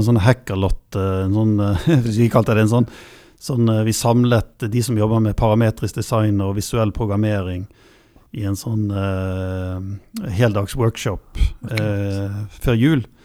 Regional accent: Bergen, Vestland, Norway; jeg er jo fra Bergen

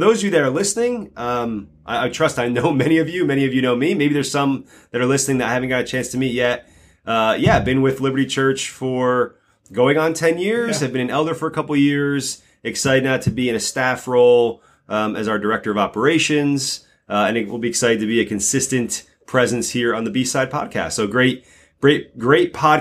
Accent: North Haledon, New Jersey, United States; You got my hometown right, North Hailden, New Jersey.

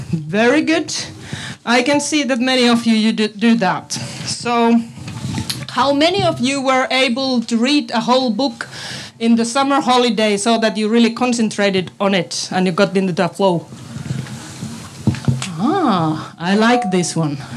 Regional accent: Finland; English is a second language; now in Estonia; I come from Finland, so that's why it's also in English. My Estonian is so bad at the moment, but it will improve.

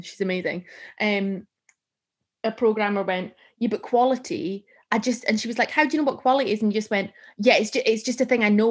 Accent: Gretna, Scotland, United Kingdom; I'm from Gretna

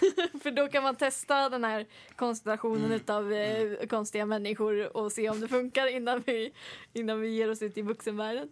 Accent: Finspång, Östergötland, Sweden; min hemstad Finspång där jag bor. Eh, mm. born and raised

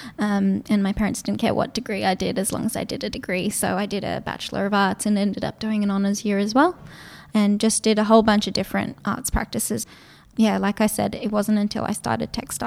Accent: Gold Coast, Queensland, Australia; English is a second language; also born or lived in Israel; we moved over to Australia as a family in 1996 when I was 8 years old

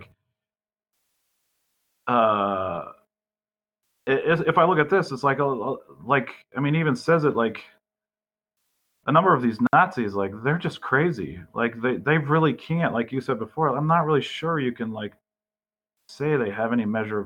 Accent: Burlington, Vermont, United States; I grew up in the Burlington area.

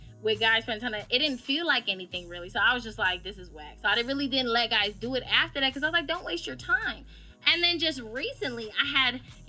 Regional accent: Rochester, New York, United States; I did. Here's the thing about Rochester that people don't understand.

